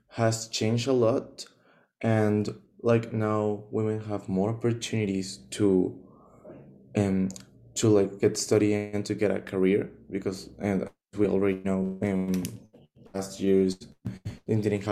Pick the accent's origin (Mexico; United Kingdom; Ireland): Mexico; I'm from Mexico